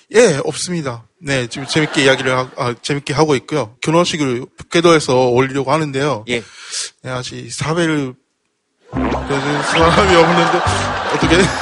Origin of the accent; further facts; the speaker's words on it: Hokkaido, Japan; Korean is a second language; now in South Korea; 일본 홋카이도에서 온